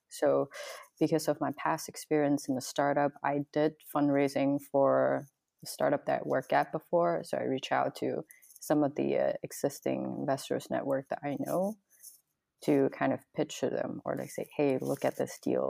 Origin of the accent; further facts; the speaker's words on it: Guangzhou, Guangdong, China; now in Southern California, United States; I come from China, Guangzhou, which was close to Hong Kong